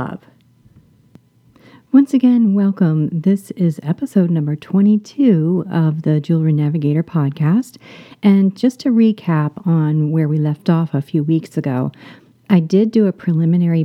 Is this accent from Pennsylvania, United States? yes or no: no; Florida, United States; I grew up in Florida